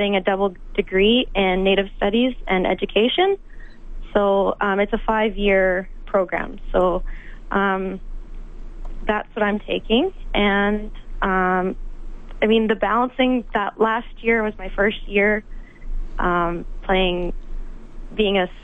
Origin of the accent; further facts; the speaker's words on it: Edmonton, Alberta, Canada; I had a good feeling about the U of A. Like, I mean, it's my hometown